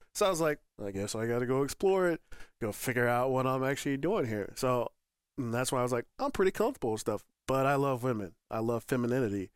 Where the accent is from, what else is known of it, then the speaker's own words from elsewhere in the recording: Northern Colorado, United States; also born or lived in Michigan; I'm from Michigan, grew up in Northern Colorado